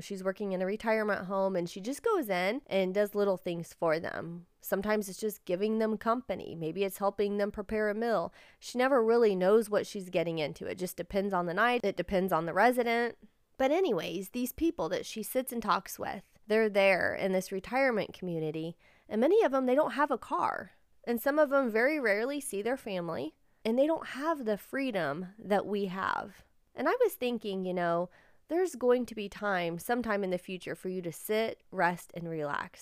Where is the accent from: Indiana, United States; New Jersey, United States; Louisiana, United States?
Indiana, United States; we're from Indiana.